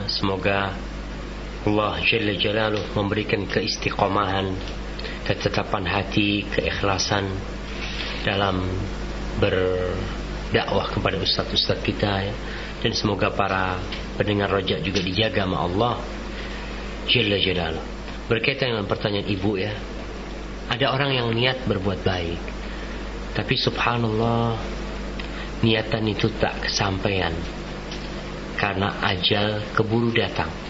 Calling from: Cibinong, West Java, Indonesia; Dari um, Almina Cibinong.

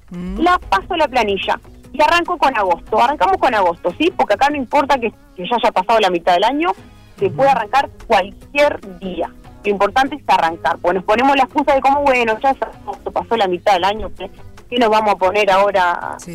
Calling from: Cuchilla Alta, Canelones, Uruguay; de Cuchilla Alta

